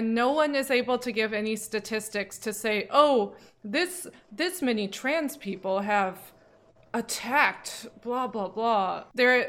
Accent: United States; I grew up in the United States.

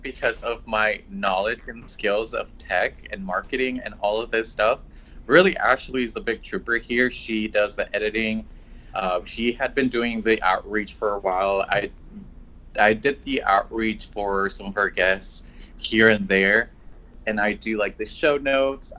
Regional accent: Mexico; now in San Diego, United States; I'm from Mexico. I came to the United States around 2005

